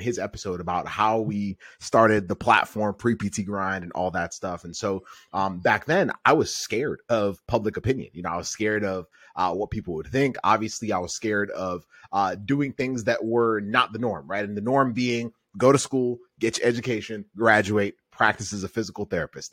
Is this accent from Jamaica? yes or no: no; Kenya; I'm from East Africa. I was born in Kenya